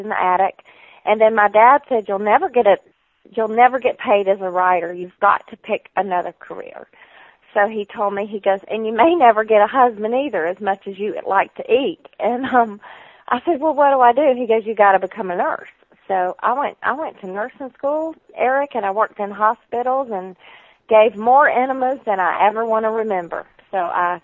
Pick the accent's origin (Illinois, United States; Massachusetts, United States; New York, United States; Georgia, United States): Georgia, United States; moved away; when I was a little girl, you can tell by my accent, that we lived a considerable amount of time in Georgia, and one of the towns was near Augusta